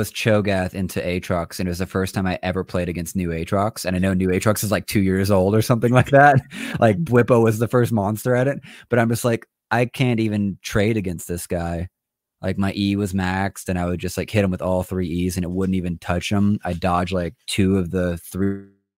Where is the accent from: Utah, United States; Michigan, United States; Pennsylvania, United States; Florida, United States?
Florida, United States; Orlando; now in Salt Lake City, United States; I'm in Salt Lake, and I was from Orlando.